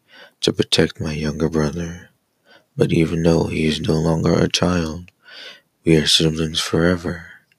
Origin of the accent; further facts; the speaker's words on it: Los Angeles, California, United States; I am from America, a Latino boy from LA.